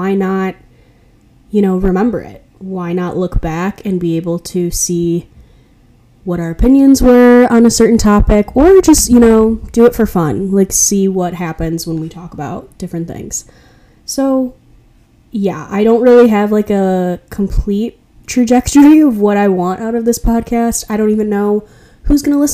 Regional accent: Chicago, Illinois, United States; moved away as an adult; now in Milwaukee, United States; I go to Marquette University in Milwaukee, Wisconsin, but I'm originally from Chicago.

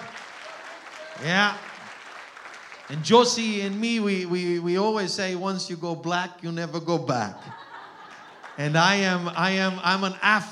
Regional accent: Austria; accent: Austrian German; first language Austrian German; English is a second language; moved away; My mother tongue is Austrian German.

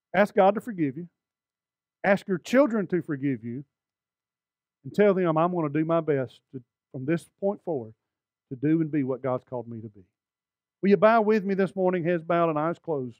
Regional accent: Alabama, United States; I'm from Alabama

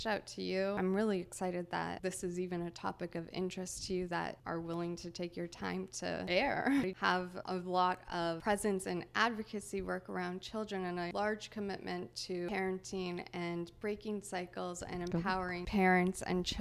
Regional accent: Kakabeka Falls, Ontario, Canada; moved away; I'm originally from Canada. It's called Thunder Bay. I come from the country. The name of the country is Kekabeka Falls

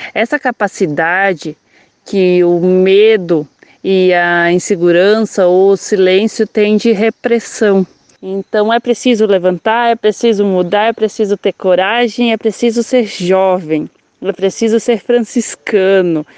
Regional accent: Concórdia, Santa Catarina, Brazil; eu sou de Concórdia, Santa Catarina e atualmente sou estudante de Ciência Política na Unila.

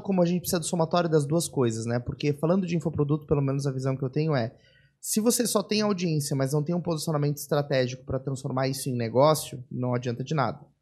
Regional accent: São Paulo, Brazil; now in Florianópolis, Brazil; eu nasci em São Paulo, né? Eu vim pra cá, sou um importado, mas eu vim pra cá em 99

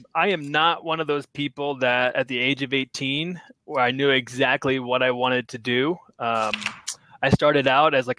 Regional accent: Oklahoma, United States; moved away as an adult; also born or lived in Cairo, Egypt; I'm originally from Oklahoma, of a town of like 30,000 people

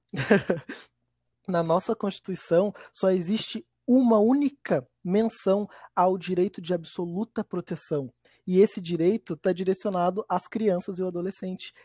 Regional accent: Viamão, Rio Grande do Sul, Brazil; eu sou de Viamão

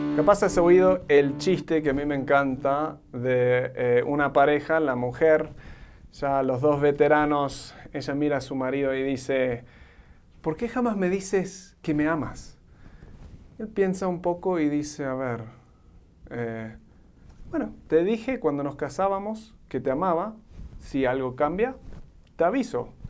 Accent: Argentina; now in Mexico; soy un gringo que se crió en Argentina y ahora vivo en México

